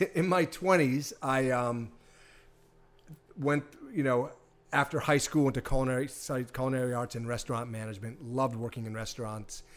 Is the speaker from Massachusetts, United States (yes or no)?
yes; Hanover, Massachusetts, United States; also born or lived in Cohasset, Massachusetts; I'm from Boston. I grew up in Hanover.